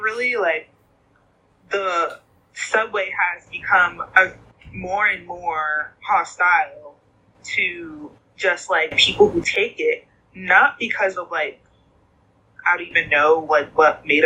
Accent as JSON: {"language": "English", "town": "New York City", "region": "New York", "country": "United States", "tie": "born or raised there", "said": "growing up in New York City"}